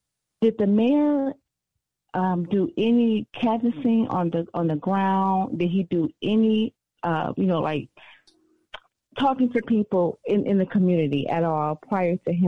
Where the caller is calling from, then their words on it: Detroit, Michigan, United States; I am calling from the Detroit area.